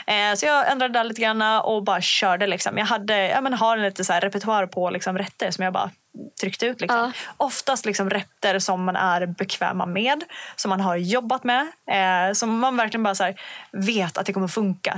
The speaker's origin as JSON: {"language": "Swedish", "town": "Umeå", "region": "Västerbotten County", "country": "Sweden", "said": "jag kommer från Umeå"}